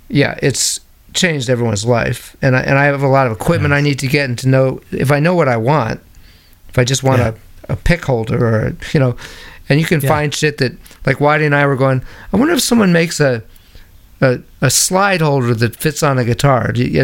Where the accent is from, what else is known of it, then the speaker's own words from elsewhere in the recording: New York, United States; growing up in New York, there were all these amazing movie houses and vintage movie houses